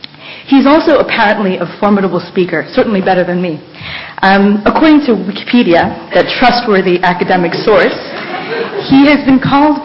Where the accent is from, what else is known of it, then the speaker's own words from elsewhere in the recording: Quebec, Canada; now in London, United Kingdom; I'm from Quebec.